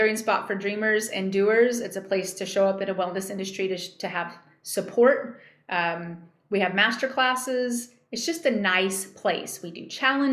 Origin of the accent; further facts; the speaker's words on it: New Mexico, United States; I grew up in New Mexico.